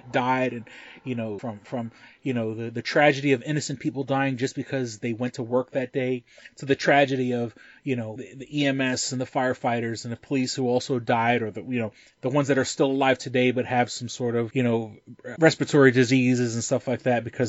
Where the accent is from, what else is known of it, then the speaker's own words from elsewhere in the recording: New York City, New York, United States; now in Rochester, United States; growing up in New York City during 9/11, you know, I was 3 miles away from the towers when they fell